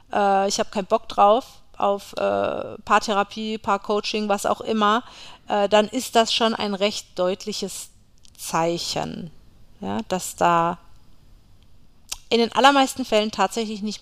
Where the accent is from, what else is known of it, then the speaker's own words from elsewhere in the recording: Berlin, Germany; Ja, ist ja eh meine